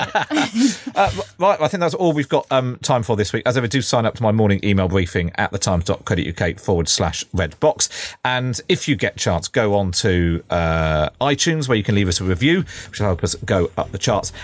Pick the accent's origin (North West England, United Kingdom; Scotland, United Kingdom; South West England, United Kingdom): South West England, United Kingdom; Somerset; I'm from Somerset